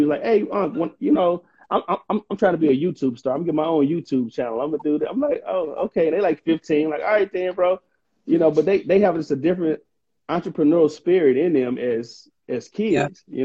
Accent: Mississippi, United States; moved away as an adult; now in Atlanta, United States; I'm from the South, you know, Mississippi originally

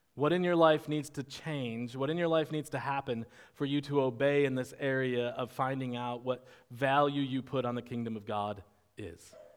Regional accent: United States

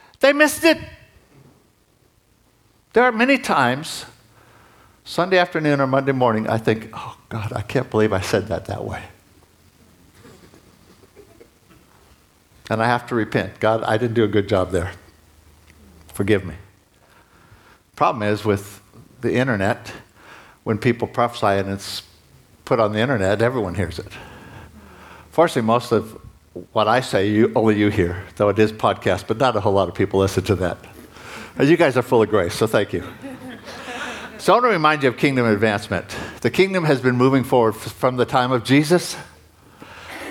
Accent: United States; moved away; I'm an American, I'm a dual citizen

